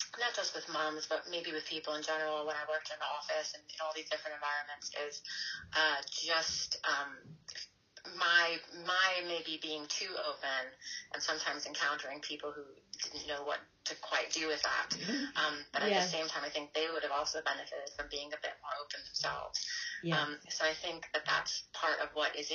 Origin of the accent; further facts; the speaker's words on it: United States; moved away as an adult; also born or lived in New York; now in London, United Kingdom; my children are very British and I'm very American